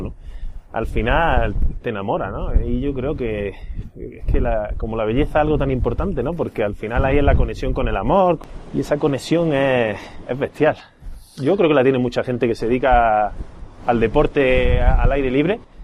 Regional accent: Granada, Andalusia, Spain; nací en Granada y tengo la sierra

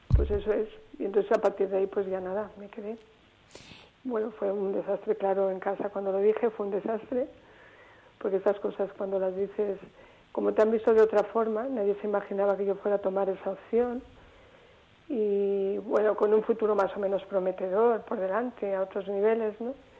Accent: Salamanca, Castile and León, Spain; yo soy de Salamanca

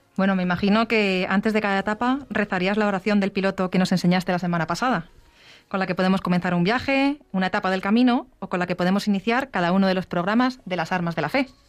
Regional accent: Aragon, Spain; como buena maña

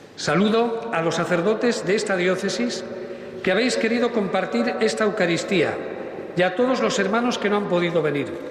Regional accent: Galicia, Spain; Conjugaremos nuestro ser gallego

